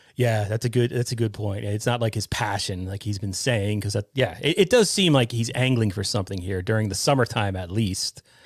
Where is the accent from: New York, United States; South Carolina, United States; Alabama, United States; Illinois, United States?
New York, United States; Westchester County; I'm from New York, right? I'm from Westchester County originally